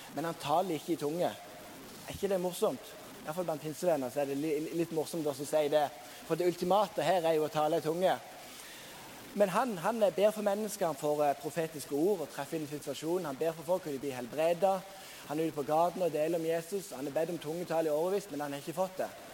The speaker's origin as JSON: {"language": "Norwegian", "town": "Sokndal", "region": "Rogaland", "country": "Norway", "moved": "yes", "lives_now": "Bergen, Norway", "said": "der jeg kommer fra, Sokndal, plassen jeg kommer fra"}